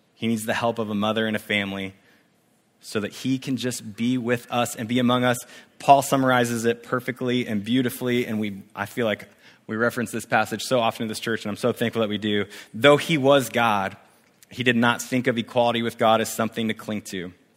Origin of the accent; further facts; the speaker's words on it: Spokane, Washington, United States; moved away as an adult; also born or lived in Coeur d'Alene, Idaho / Columbia, South Carolina; now in Santa Barbara, United States; I grew up in Spokane, Washington, and I was an empty hurting high school kid